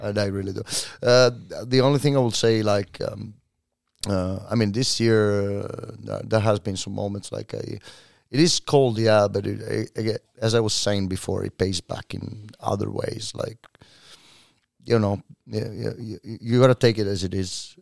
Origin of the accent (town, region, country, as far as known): Italy; moved away as an adult; now in Oslo, Norway